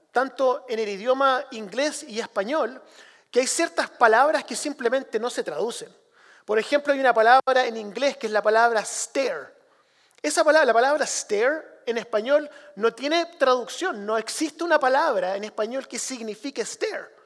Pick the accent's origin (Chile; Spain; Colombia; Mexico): Chile; yo crecí como misionero en Chile, hijo de misionero en Chile, y una de las cosas que tuve que hacer desde pequeño era traducir.